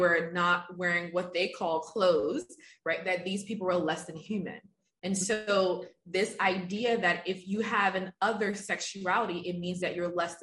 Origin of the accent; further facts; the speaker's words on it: Liberia; moved away; I'm originally from Africa. I'm from Liberia, West Africa